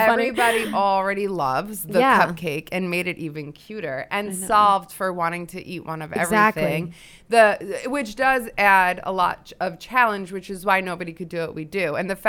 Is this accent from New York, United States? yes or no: no; Hillsdale, New Jersey, United States; Bergen County, Hillsdale.